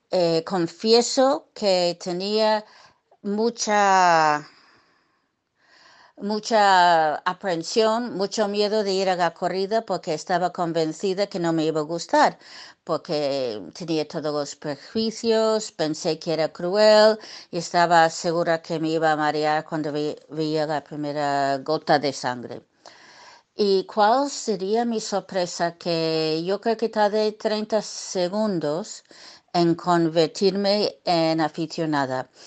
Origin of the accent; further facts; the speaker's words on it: New York, United States; born there; Yo nací en, Nueva York, en los Estados Unidos. Eh, me gusta decir que nací en el barrio de Triana, eh, porque nací en Brooklyn